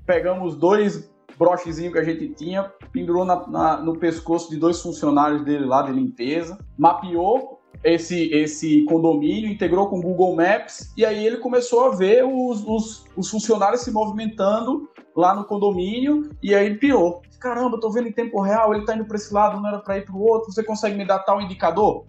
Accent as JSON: {"language": "Portuguese", "town": "Natal", "region": "Rio Grande do Norte", "country": "Brazil", "tie": "born or raised there", "also_born_or_lived": "Piracicaba, São Paulo / Fortaleza", "moved": "as an adult", "lives_now": "São Paulo, Brazil", "said": "eu sou nascido em Piracicaba, aqui no interior de São Paulo, quando meu pai veio fazer mestrado na Exalc. Fui criado no Rio Grande do Norte, em Natal"}